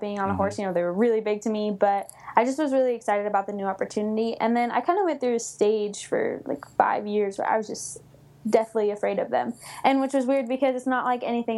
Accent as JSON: {"language": "English", "town": "Coleville", "region": "California", "country": "United States", "tie": "born or raised there", "also_born_or_lived": "Los Angeles, California / Douglas High School (Nevada?)", "said": "I was born in Los Angeles, and then we moved up to Colville, California"}